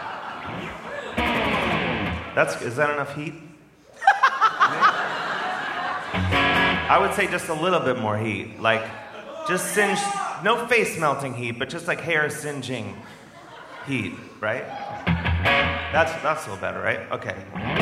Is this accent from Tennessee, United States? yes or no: no; Ohio, United States; I'm from Ohio, which is it's a very popular swing state